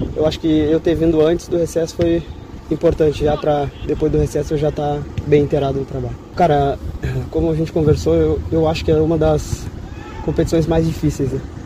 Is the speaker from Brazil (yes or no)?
yes; South Region, Brazil; moved away; Eu sou do Sul